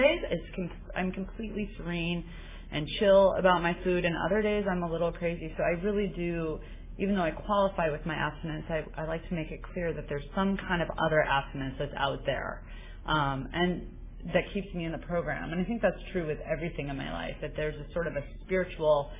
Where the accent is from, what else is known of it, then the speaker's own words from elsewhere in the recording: New Mexico, United States; now in San Francisco, United States; I grew up in New Mexico